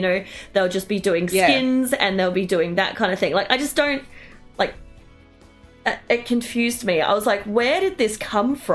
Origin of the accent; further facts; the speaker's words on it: Australia; as an Australian